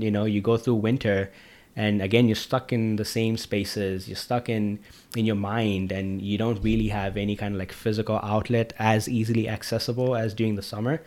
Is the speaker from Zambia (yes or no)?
yes; Zambia; moved away; I'm from Africa